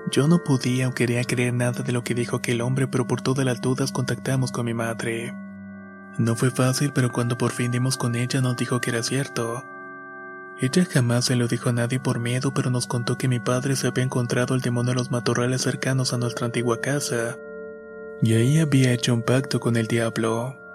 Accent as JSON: {"language": "Spanish", "region": "Esmeraldas", "country": "Ecuador", "tie": "born or raised there", "lives_now": "Santo Domingo, Ecuador", "said": "soy oriundo de Esmeraldas, Ecuador. Pero actualmente estoy viviendo en Santo Domingo."}